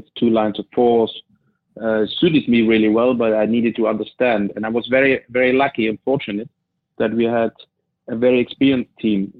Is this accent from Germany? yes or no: yes; East Germany, Germany; English is a second language; moved away as an adult; also born or lived in Manchester; that was what I was used from the East, that we as a team, we play together and we also socialize together